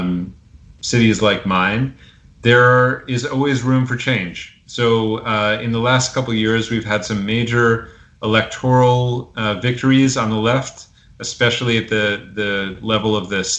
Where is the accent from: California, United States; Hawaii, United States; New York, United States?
New York, United States; New York City; as a New Yorker who's involved in both labor and tenant politics